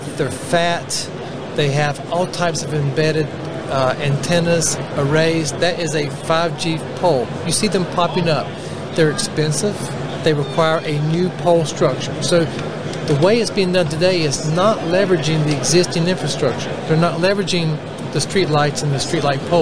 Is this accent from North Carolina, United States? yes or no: yes; Raleigh, North Carolina, United States; accent: Southerner; Raleigh, North Carolina, my hometown